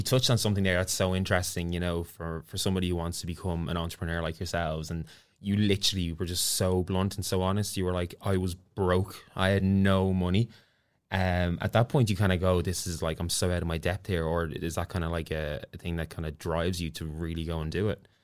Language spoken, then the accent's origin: English; Ireland; accent: Irish; I'm Irish